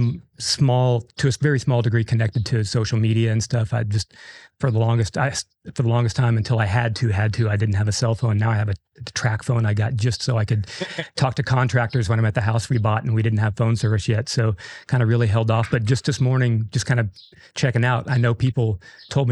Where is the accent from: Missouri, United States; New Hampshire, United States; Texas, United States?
Texas, United States; Austin; also born or lived in Pennsylvania / Buda, Texas; now in Seguin, United States; I was born in Austin in 71